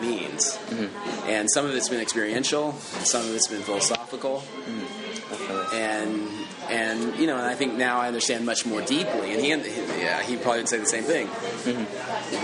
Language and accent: English; a small town in northern Oklahoma, United States; I grew up in Oklahoma, which was a small town in northern Oklahoma